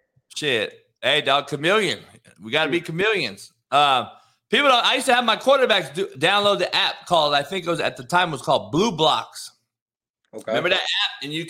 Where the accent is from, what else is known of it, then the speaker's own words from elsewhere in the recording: Compton, California, United States; when I was growing up in Compton